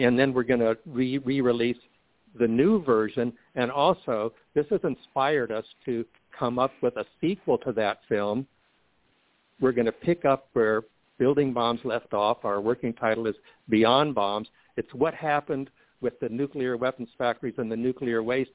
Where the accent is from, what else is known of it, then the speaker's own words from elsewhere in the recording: Jacksonville, Florida, United States; Jacksonville Film Festival, my hometown